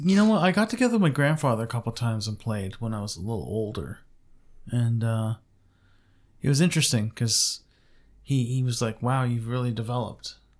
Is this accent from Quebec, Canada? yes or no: yes; Montreal, Quebec, Canada; moved away; originally I was born in Montreal and, um, lived there for ve-, very many years.